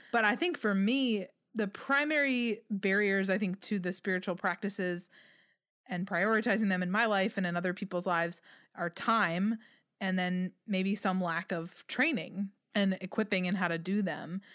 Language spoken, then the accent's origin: English; United States